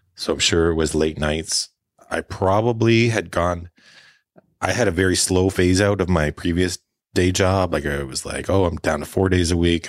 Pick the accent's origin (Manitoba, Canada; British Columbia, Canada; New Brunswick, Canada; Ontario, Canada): British Columbia, Canada; Prince George; also born or lived in Alberta / Victoria / Vancouver; now in Prince Rupert, Canada; Well, I grew up in northern B C. I'm a Prince George, born and raised.